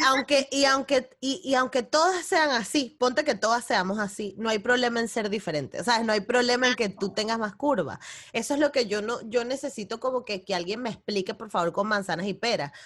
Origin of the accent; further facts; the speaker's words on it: Venezuela; moved away; yo que vengo de Venezuela